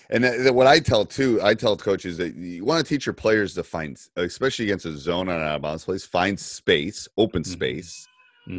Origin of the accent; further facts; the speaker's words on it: Madison, Wisconsin, United States; I live literally like five minutes from University of Wisconsin. I'm from Madison.